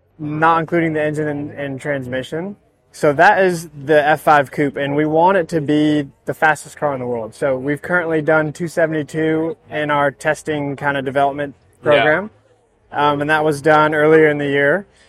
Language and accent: English; Texas, United States; And we're from Texas, and we love that. And we want to really play that up.